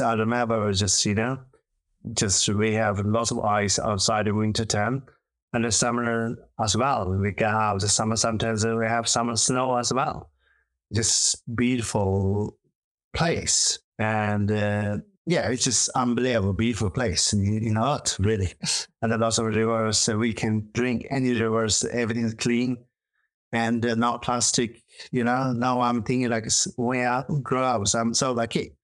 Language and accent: English; Tibet, China; English is a second language; moved away as an adult; also born or lived in India; now in Oxford, United Kingdom; I'm from Tibet. So I grew up like a very rural place and uh, some nomad uh, family